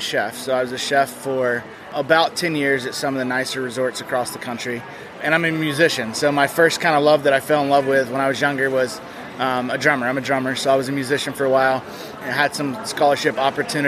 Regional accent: Alabama, United States; also born or lived in Colorado; now in Arizona, United States; I'm originally from Alabama

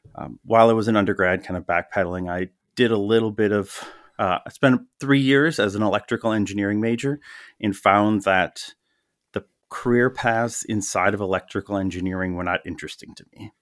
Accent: Milwaukee, Wisconsin, United States; also born or lived in West Allis, Wisconsin / Menomonee Falls, Wisconsin / Madison, Wisconsin / Las Vegas, Nevada; I grew up in the Milwaukee area, uh, born in West Dallas, Yeah, went to high school in Menominee Falls

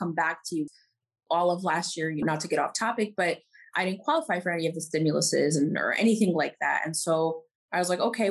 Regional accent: New York, United States; moved away as an adult; also born or lived in Middle East; now in Los Angeles, United States; born and raised in New York, I did move to the Middle East for a few years when I was a kid. And then we moved back here. And then now I live in Los Angeles

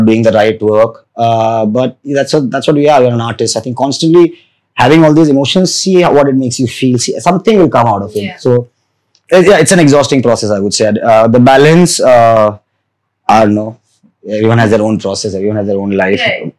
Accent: Vadodara, Gujarat, India; I grew up in Baroda

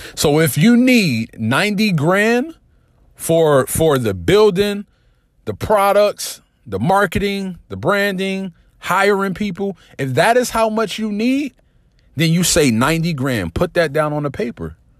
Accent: New Jersey, United States; I'm from Jersey

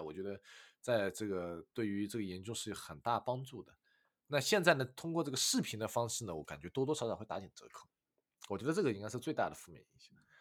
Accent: China; moved away as an adult; also born or lived in United Kingdom; now in Sheffield, United Kingdom; 我们中国人

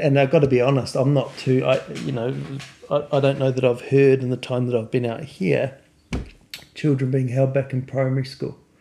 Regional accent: New Zealand; when I grew up in New Zealand

